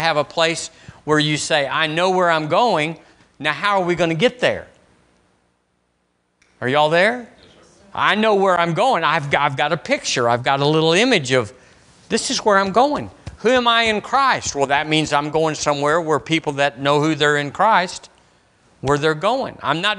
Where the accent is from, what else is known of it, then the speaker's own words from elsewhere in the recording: Tucson, Arizona, United States; When I was growing up in Arizona, in Tucson, we were there 5 years.